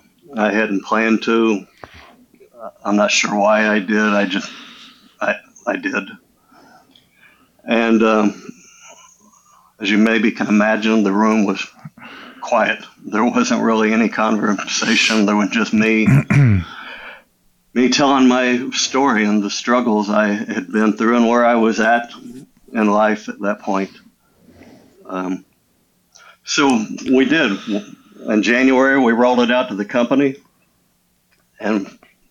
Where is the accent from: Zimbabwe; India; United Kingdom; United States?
United States; Illinois; I grew up in Illinois